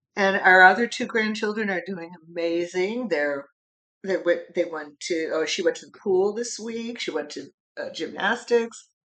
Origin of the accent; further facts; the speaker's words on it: United States; I'm an American citizen